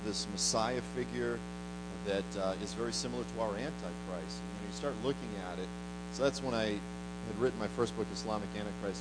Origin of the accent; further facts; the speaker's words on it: Midwest, United States; also born or lived in Boston / Israel; the city where I'm from in the Midwest